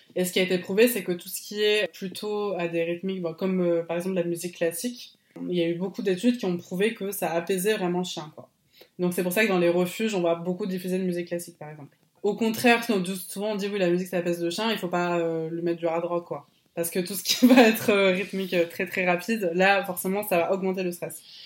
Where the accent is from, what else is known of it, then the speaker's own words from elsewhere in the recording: Bordeaux, Nouvelle-Aquitaine, France; also born or lived in Poitiers; now in Bordeaux, France; moi depuis petit je suis de Bordeaux